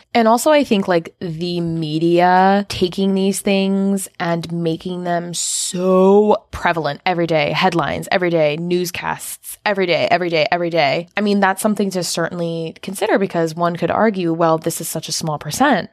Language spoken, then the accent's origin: English; United States